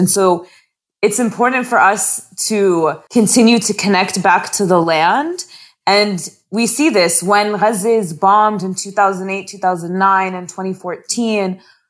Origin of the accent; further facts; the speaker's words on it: United States; I grew up mostly in the United States